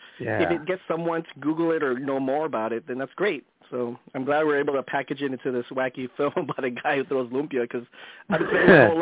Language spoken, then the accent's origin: English; Daly City, California, United States; now in Los Angeles, United States; We shot it in my hometown and make sure that it was actually really authentically Daly City.